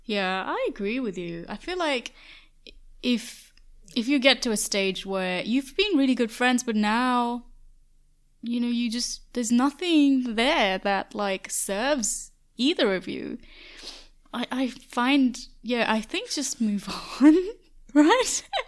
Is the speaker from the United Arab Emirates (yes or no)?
yes; Dubai, United Arab Emirates; moved away as an adult; I've never been lonely growing up in Dubai